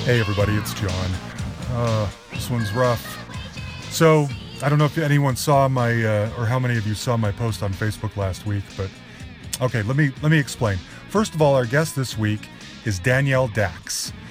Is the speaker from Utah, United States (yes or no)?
yes; Salt Lake City, Utah, United States; moved away; we're both from Salt Lake City